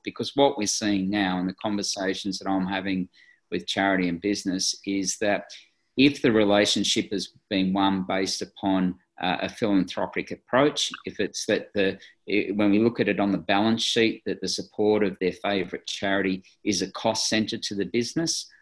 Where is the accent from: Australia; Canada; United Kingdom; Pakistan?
Australia